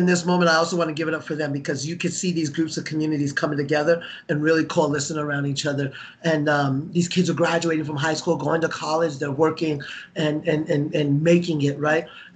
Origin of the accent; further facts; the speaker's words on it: Denver, Colorado, United States; as a kid here growing up in Denver